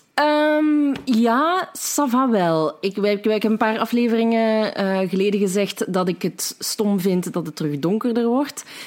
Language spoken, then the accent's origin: Dutch; Limburg, Belgium; wij Limburgers nog het meest verstaanbaar zijn van ons allemaal